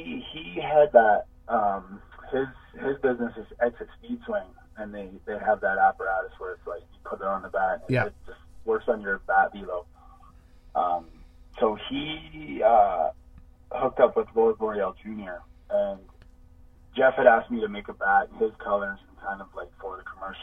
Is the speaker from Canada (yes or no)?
yes; Canada; And I wanted to say that we're all Canadian.